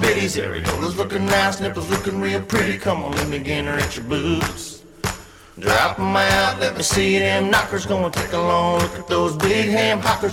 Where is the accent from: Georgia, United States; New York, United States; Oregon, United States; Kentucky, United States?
Kentucky, United States; accent: southern twang; I'm from Kentucky